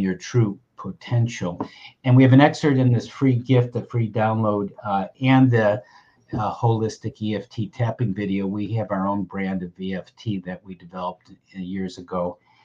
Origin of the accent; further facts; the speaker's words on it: Buffalo, New York, United States; the hospital I was born in Buffalo, New York